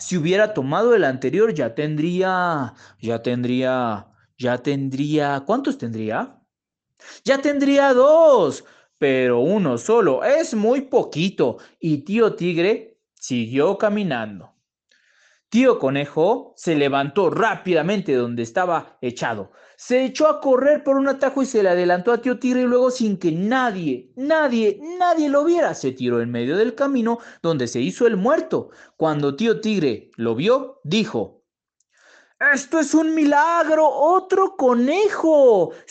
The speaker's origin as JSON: {"language": "Spanish", "region": "Mexico City", "country": "Mexico", "said": "Hola, ¿qué tal? … de la Ciudad de México."}